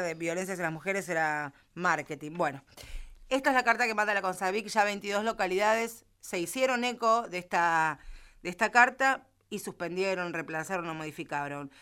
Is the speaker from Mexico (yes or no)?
no; Villa Gesell, Buenos Aires Province, Argentina; yo vengo de Villa Gesell.